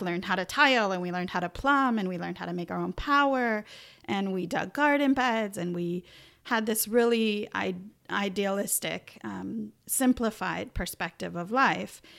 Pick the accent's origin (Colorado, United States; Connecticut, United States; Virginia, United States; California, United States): California, United States; Northern Mendocino, Northern; also born or lived in San Diego, United States / Arcata, United States; I had come up to Northern California, which is where I'm from. Originally, I was born in Northern Mendocino